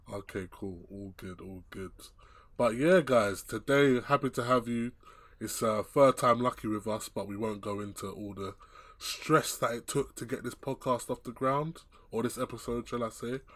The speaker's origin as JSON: {"language": "English", "region": "England", "country": "United Kingdom", "tie": "born or raised there", "said": "I was born, born and raised here"}